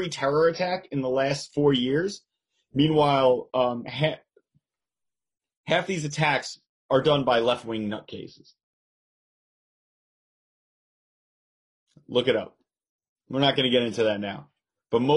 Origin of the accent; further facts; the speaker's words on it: Long Island, New York, United States; I'm from New York, from Long Island